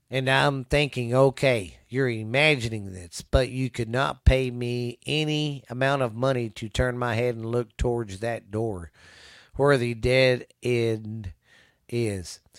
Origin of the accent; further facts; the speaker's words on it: Missouri, United States; I'm from Missouri, and this is a this is a cave state.